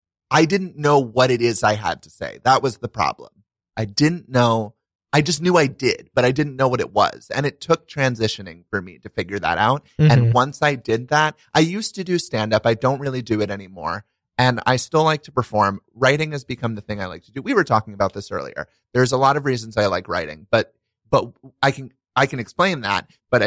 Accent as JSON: {"language": "English", "town": "Brooklyn", "region": "New York", "country": "United States", "tie": "born or raised there", "said": "I grew up in Brooklyn down there. In Sheepshead Bay."}